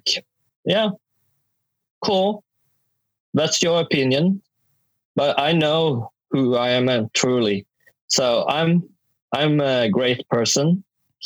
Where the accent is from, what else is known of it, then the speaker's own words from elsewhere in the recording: Sweden; also born or lived in South Korea; my hometown, a small hometown in Sweden